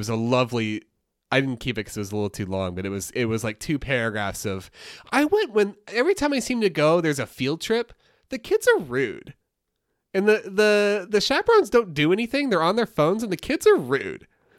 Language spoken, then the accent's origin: English; New York City, New York, United States; I'm from New York City, and life is a gray blur.